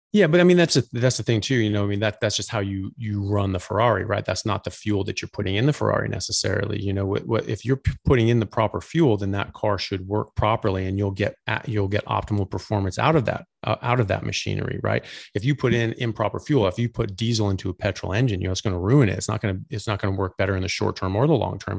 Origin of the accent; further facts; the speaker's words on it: United States; now in Australia; I'm an American doctor. I currently live in Australia